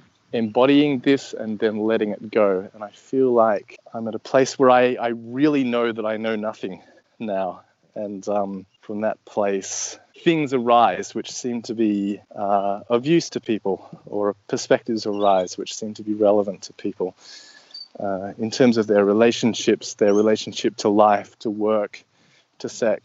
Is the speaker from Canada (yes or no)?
no; Australia; So I'm Australian, if you hadn't already picked it up, though my accent's fairly not too Australian, and I can speak Australian for you if you want.